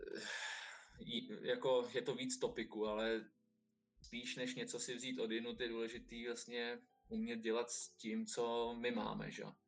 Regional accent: Czechia; Jsme Češi

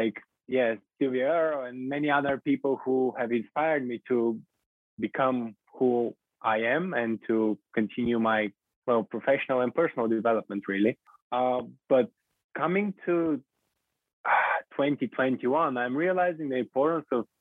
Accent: Bulgaria; moved away; I'm originally from Bulgaria

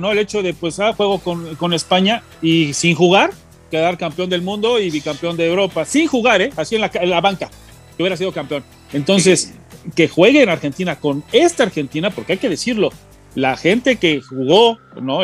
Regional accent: Mexico; somos mexicanos

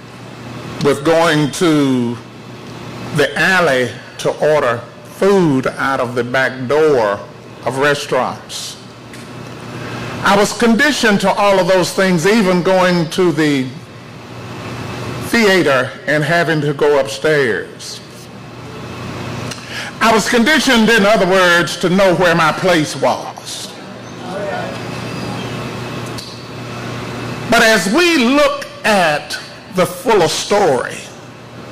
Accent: College Grove, Tennessee, United States; I'm the only one, I guess, that's a native of Williamson County. I've been here all of my life except for a few years that I went away to go to work, but I was born in College Grove

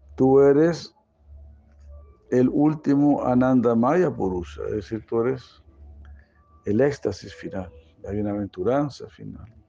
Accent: Chile; moved away; ahí donde yo nací

